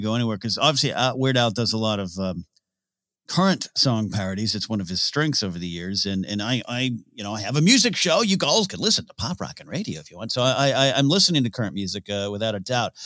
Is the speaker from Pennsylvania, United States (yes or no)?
no; near San Luis Obispo, California, United States; Cal Poly San Luis Obispo, which is a, the college, uh, nearby my hometown